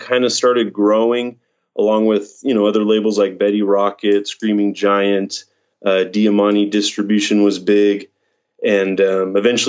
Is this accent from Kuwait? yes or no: no; Fallbrook, California, United States; growing up in Fallbrook